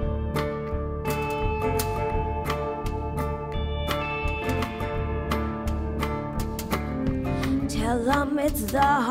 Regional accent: New Mexico, United States; now in New York City, United States; I live in New York City now, but I grew up in New Mexico

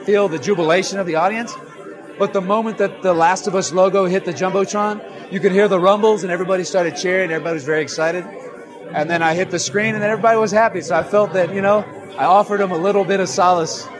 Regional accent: Austin, Texas, United States; I'm from Austin, Texas.

